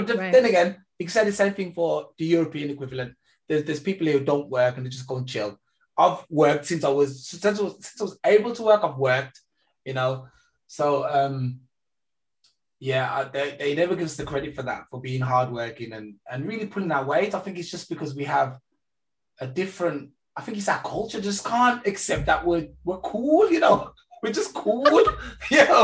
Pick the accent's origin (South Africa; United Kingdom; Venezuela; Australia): United Kingdom; England; now in Germany; I was raised in England and then I moved to Germany